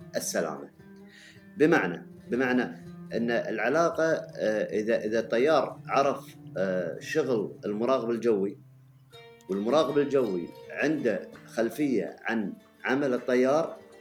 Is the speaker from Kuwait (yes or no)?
yes; Kuwait; عندنا في الكويت